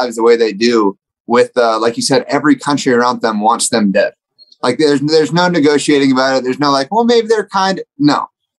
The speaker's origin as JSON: {"language": "English", "town": "Dallas", "region": "Texas", "country": "United States", "said": "my boy Luca, I'm from Dallas."}